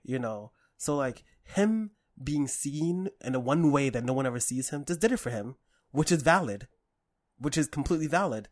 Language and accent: English; New York City, New York, United States; I grew up in Harlem and in the Bronx